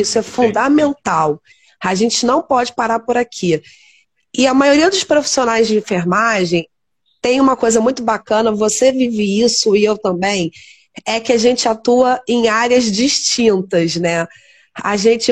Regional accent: Teresópolis, Rio de Janeiro, Brazil; somos aqui de Teresópolis, nos formamos aqui

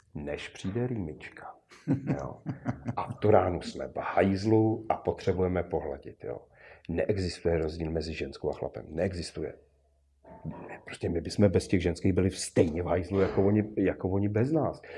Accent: Czechia; Jsme Češi

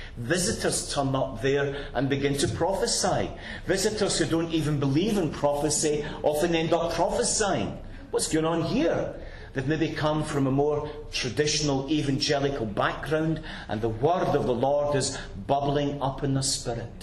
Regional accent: Glasgow, Scotland, United Kingdom; I grew up in a very poor working-class district in Glasgow

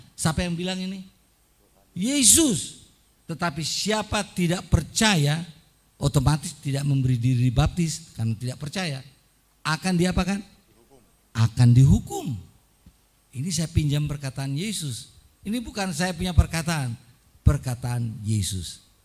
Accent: Surabaya, East Java, Indonesia; now in Washington, D.C., United States; Saya dibesarkan di Surabaya.

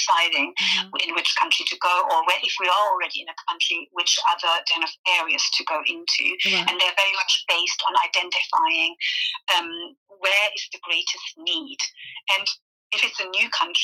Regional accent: Germany; first language German; English is a second language; moved away; also born or lived in Venezuela / Brussels; I grew up in Germany before I moved to Venezuela

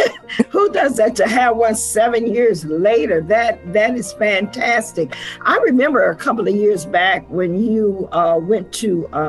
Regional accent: Savannah, Georgia, United States; my hometown of Savannah, Georgia

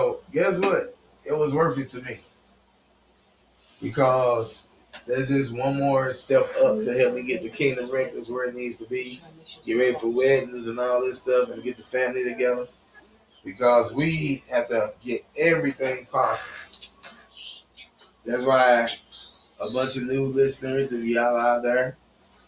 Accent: United States; I still say I'm an American citizen, and I'm proud to be

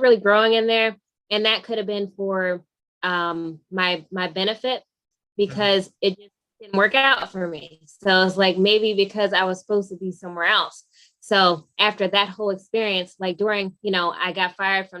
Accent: Pennsauken, New Jersey, United States; I grew up in Pennsauken, New Jersey.

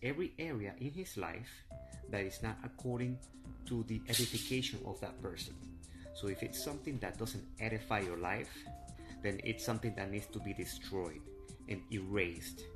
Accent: Venezuela; now in Miami, United States; I am from Miami, and I am originally from Venezuela

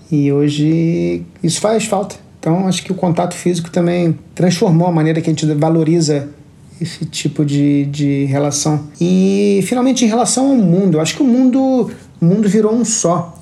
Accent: Rio de Janeiro, Brazil; also born or lived in Lisbon, Portugal / São Paulo / Singapore; now in Tokyo, Japan; eu sou natural do Rio de Janeiro e cresci na Barra da Tijuca

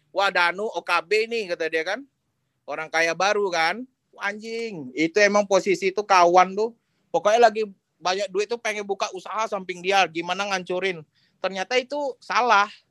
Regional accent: Jambi, Indonesia; aku orang Jambi aku nggak tahu mau nanya dengan siapa

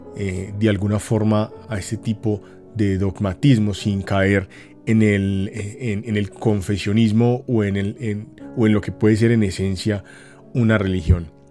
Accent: Colombia

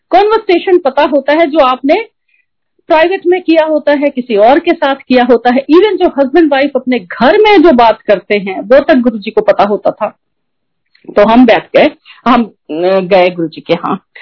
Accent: Prayagraj, Uttar Pradesh, India; moved away as an adult; also born or lived in United Kingdom / Gurgaon; मैं प्रयाग से हूँ

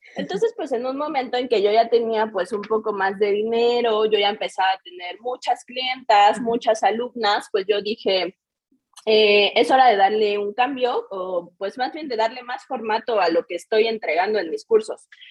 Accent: Querétaro, Mexico; soy de Querétaro, toda mi vida he estado aquí

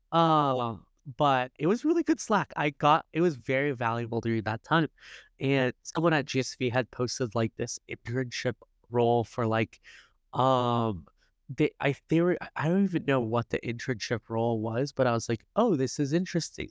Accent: Silicon Valley, California, United States; also born or lived in Los Angeles; I grew up in Silicon Valley

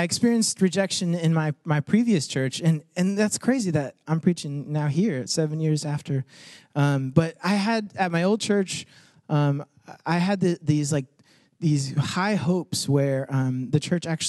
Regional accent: United States; a first-generation Mexican-American person, like, my parents came from Mexico, and I was born here

